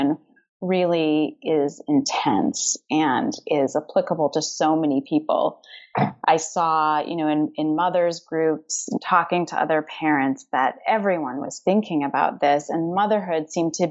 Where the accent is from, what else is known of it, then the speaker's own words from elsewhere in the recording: Canada; I'm Canadian.